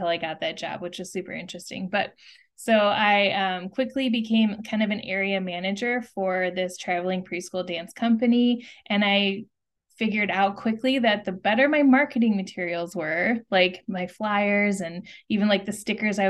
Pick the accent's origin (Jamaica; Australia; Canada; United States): United States; Wisconsin; moved away as an adult; also born or lived in Chicago / California; I was born and raised in Wisconsin